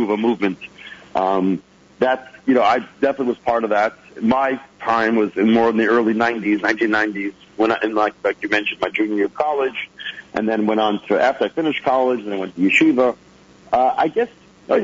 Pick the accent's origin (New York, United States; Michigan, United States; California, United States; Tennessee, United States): New York, United States; Lawrence; I grew up in the Five Towns area in Lawrence.